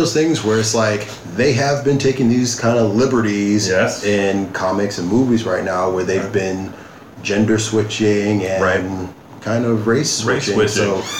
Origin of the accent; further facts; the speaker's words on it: United States; I love being American.